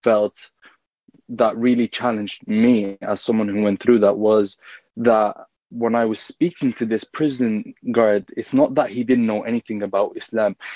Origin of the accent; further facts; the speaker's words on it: Ireland; also born or lived in Egypt; I was born and raised in Ireland